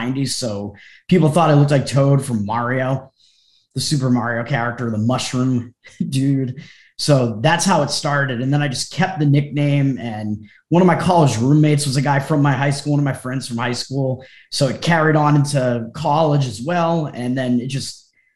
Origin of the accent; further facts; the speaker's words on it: Massachusetts, United States; also born or lived in Boston area; I grew up in Massachusetts. I'm still in Massachusetts. I've been like on the South Shore of Massachusetts for most of my life